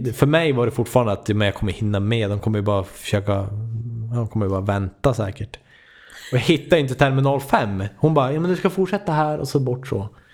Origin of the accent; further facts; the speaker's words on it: Sweden; jag är från Sverige